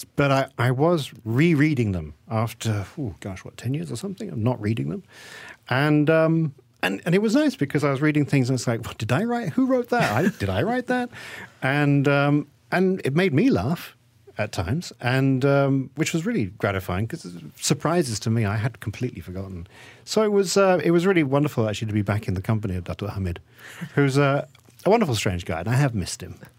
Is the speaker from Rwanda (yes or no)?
no; England, United Kingdom; moved away as an adult; now in Malaysia; I am Malaysian, and, but I grew up in, in England. And so when I came back after twenty years of living there